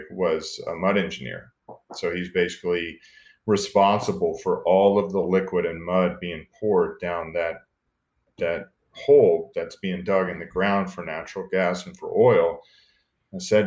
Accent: Space Coast, Florida, United States; also born or lived in McAllen, Texas; My entire childhood was really growing up on the Space Coast

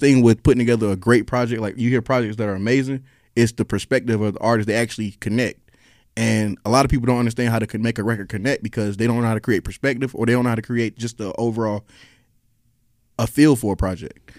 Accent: Raleigh, North Carolina, United States; moved away as an adult; now in Atlanta, United States; I'm from North Carolina originally

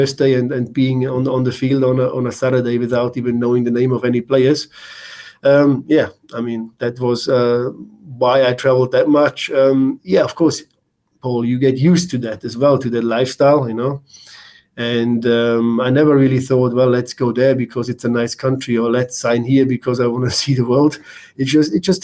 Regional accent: Germany; moved away as an adult; also born or lived in New Zealand / Norway / Vancouver, Canada; Being a German, growing up in Germany, it's just something a little bit different because I grew up in that system

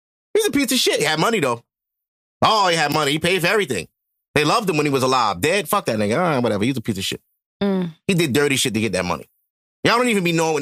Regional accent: United States; Our whole family's American. I am not West Indian at all.

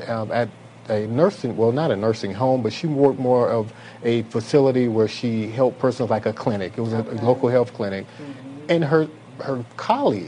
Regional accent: Belle Glade, Florida, United States; also born or lived in Georgia; I am from Belgrade, Florida. Belgrade is located in Palm Beach County

